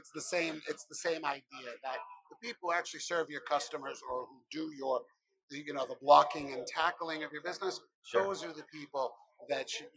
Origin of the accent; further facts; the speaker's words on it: Belmont, Massachusetts, United States; I'm from Boston, Massachusetts, originally actually Belmont